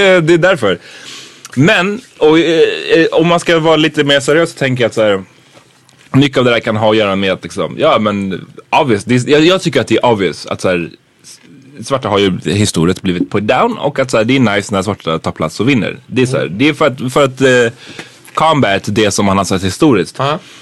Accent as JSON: {"language": "Swedish", "country": "Sweden", "said": "som svenskar"}